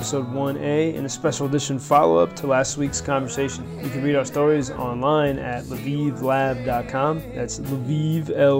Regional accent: United States; moved away as an adult; now in Lviv, Ukraine; I'm an American who sort of got stuck here.

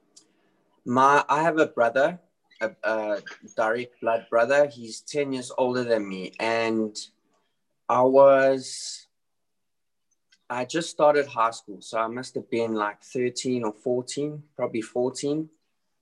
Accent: South Africa; I was born and raised in South Africa

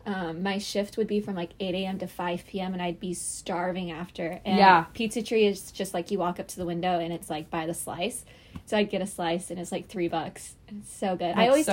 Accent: Springfield, Missouri, United States; moved away as an adult; now in Columbia, United States; I'm from Springfield, which I think is much bigger than Columbia.

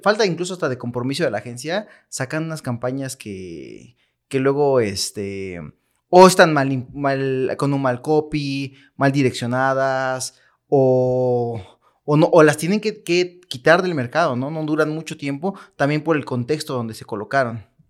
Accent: Mexico; nosotros como mexicanos

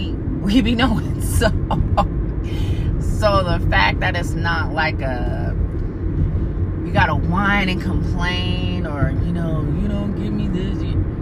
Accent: Fayetteville, North Carolina, United States; He's a New Yorker. I'm from Fayetteville, North Carolina. Military brat. We're definitely different.

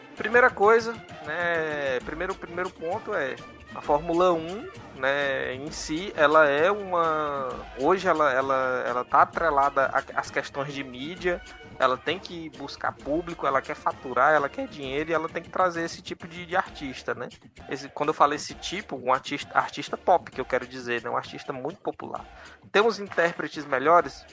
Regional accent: Brazil; A nossa educação como brasileiros

